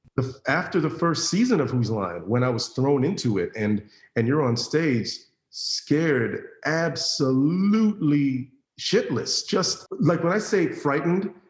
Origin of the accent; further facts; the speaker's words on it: Orlando, Florida, United States; growing up in Orlando in the late 80s, early 90s